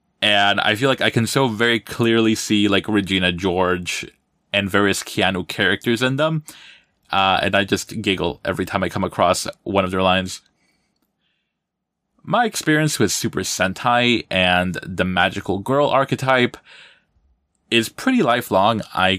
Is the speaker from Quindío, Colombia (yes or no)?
yes; Armenia, Quindío, Colombia; now in New Jersey, United States; I'm originally from Armenia, Quindío, in Colombia, but for the past 20 years or so, I've been living out here in North Jersey.